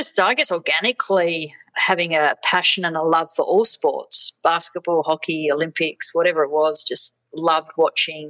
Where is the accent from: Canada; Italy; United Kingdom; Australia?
Australia; Western Australia; born or raised there; also born or lived in South Africa